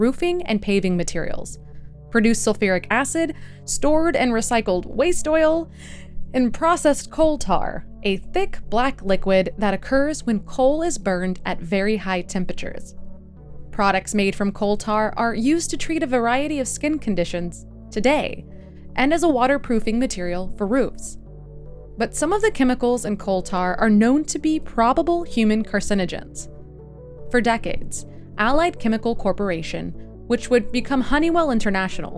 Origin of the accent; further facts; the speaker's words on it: Texas, United States; now in New Jersey, United States; an investigative journalist from Texas. I recently went back to my home state of Texas